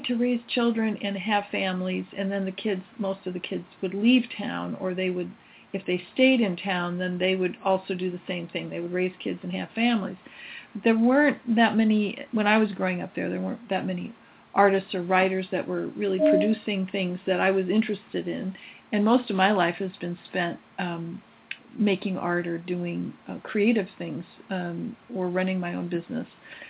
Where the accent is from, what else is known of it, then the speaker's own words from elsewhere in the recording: Midwest, United States; moved away; I know when I was going back to the Midwest to be with my mom when she was ill, I had to connect. I really never liked my hometown very much